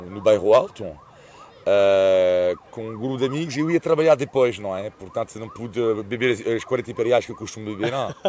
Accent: France; Tipo, do tipo, merda, afinal sou francês.

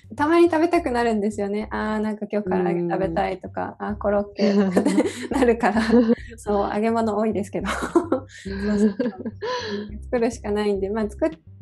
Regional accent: Hiroshima, Japan; 広島の出身

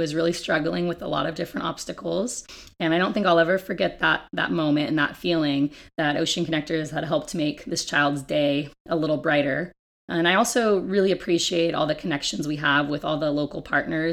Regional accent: Ojai, California, United States; moved away as an adult; also born or lived in Santa Barbara, California; now in San Diego, United States; I grew up in Ojai, California, which is a very environmentally minded town

